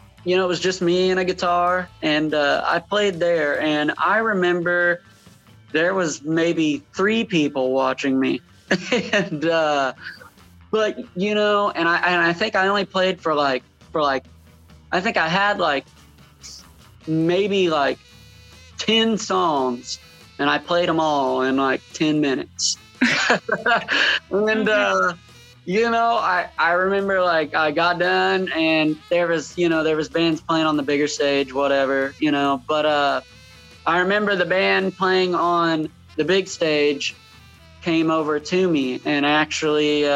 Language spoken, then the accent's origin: English; Indiana, United States; moved away; I'm originally from Indiana